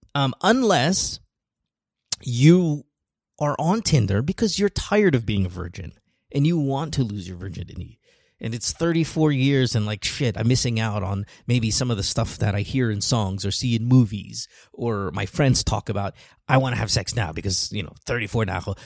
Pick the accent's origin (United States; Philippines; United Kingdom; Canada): Philippines; my growing up in the Philippines